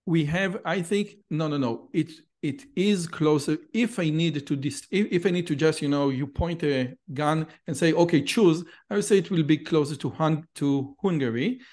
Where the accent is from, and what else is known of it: Israel; also born or lived in Samaria